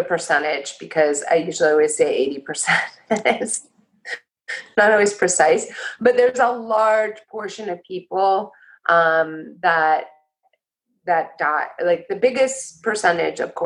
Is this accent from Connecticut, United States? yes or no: no; Los Angeles, California, United States; moved away as an adult; also born or lived in Port Townsend, Washington / Bay Area, California; I came back to Venice, which is my hometown.